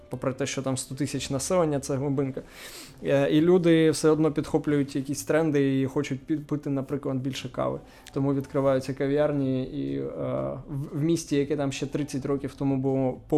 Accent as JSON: {"language": "Ukrainian", "town": "Nikopol", "region": "Dnipropetrovsk Oblast", "country": "Ukraine", "tie": "born or raised there", "moved": "yes", "lives_now": "Kyiv, Ukraine", "said": "я народився в Дніпропетровській області. Ага. А, Нікополь. Нікополь, так."}